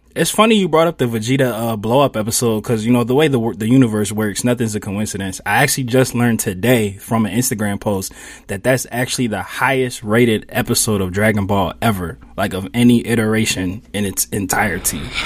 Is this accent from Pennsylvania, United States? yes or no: yes; Philadelphia, Pennsylvania, United States; I grew up in Mount Airy, which is Northwest Philly